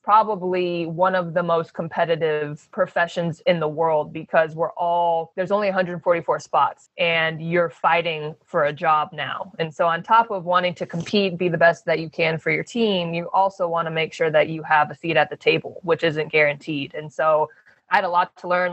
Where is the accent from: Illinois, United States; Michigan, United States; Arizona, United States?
Arizona, United States; Phoenix; moved away; also born or lived in Oregon / Los Angeles; I grew up in Phoenix